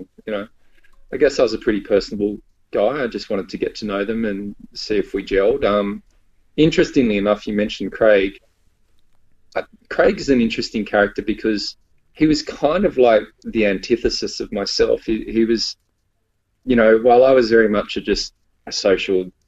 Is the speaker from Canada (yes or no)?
no; Sydney, New South Wales, Australia; moved away as an adult; now in Melbourne, Australia; I'm from Sydney